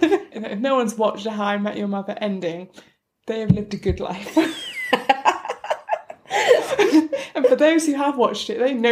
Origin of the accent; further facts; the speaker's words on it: England, United Kingdom; I was born in England and have spent all my life here. I never moved to another country or anything like that. Lived in different parts of England, that's about it.